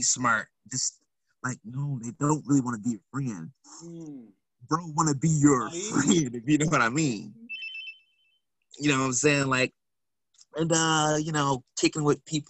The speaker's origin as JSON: {"language": "English", "town": "Milwaukee", "region": "Wisconsin", "country": "United States", "said": "I'm from Milwaukee"}